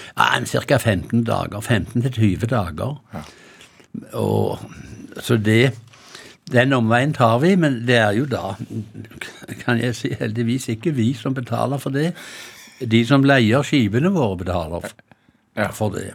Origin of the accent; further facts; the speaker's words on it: Hjelmeland, Rogaland, Norway; now in Sandefjord, Norway; der jeg kommer fra opprinnelig, mm. Hjelmeland i Ryfylke